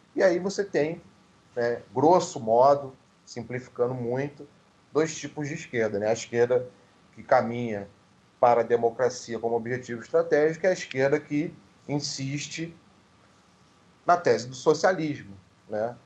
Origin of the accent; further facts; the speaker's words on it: Rio de Janeiro, Brazil; na própria Zona Oeste, de onde eu venho